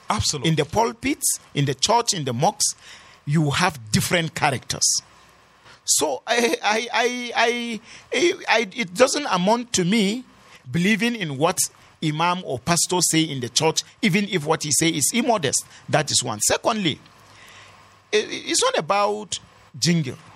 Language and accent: English; Kanam, Plateau, Nigeria; I'm from Kanam. Yeah. is one local government.